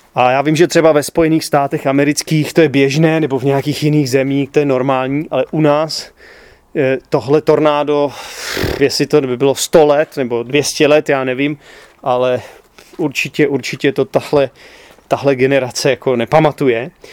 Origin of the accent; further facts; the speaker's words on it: Czechia; já jako Čech, jako každý správný Čech